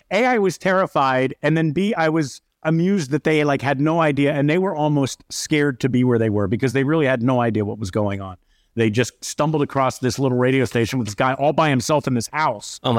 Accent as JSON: {"language": "English", "town": "Syracuse", "region": "New York", "country": "United States", "said": "if I tell them I'm from Syracuse, the question is AER, JPZ."}